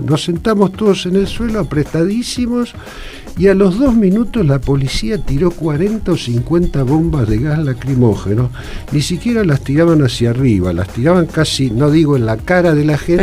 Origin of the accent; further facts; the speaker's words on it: Rosario, Santa Fe, Argentina; Yo era, soy rosarino